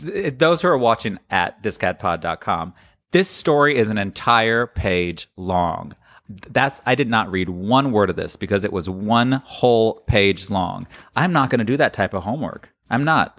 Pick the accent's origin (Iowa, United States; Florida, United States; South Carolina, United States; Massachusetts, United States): Florida, United States; I come from Florida